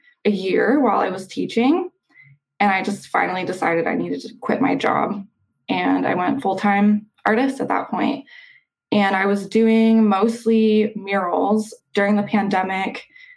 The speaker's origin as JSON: {"language": "English", "town": "Denver", "region": "Colorado", "country": "United States", "tie": "born or raised there", "also_born_or_lived": "Seattle", "moved": "as an adult", "lives_now": "Washington, United States", "said": "I grew up in Denver"}